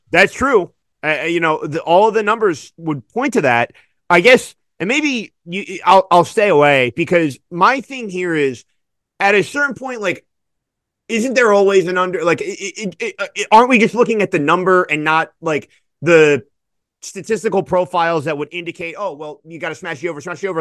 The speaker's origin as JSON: {"language": "English", "town": "Philadelphia", "region": "Pennsylvania", "country": "United States", "said": "I'm from the Philly area"}